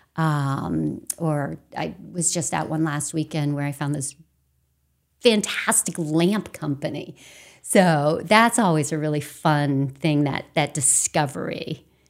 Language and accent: English; Temple, Maine, United States; I grew up in a tiny little town called Temple, um, which is next to Farmington